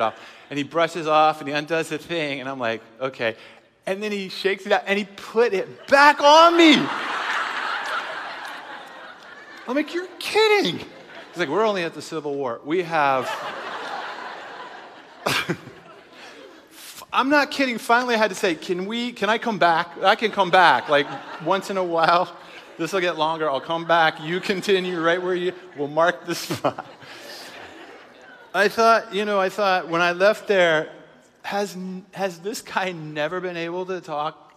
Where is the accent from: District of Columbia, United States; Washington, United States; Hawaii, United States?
Washington, United States; Seattle; we're from Seattle. It's a progressive city.